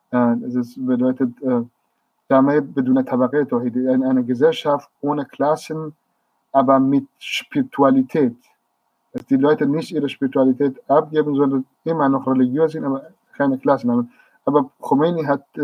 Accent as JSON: {"language": "German", "town": "Marivan", "region": "Kurdistan", "country": "Iran", "tie": "born or raised there", "second_language": "German", "said": "die Reproduktion des Lebens und des Alltags in, in Kurdistan, besonders in Senandaj, in Marivan, in meiner Heimatstadt und auch in anderen kleinen Städten, kurdischen Gebieten."}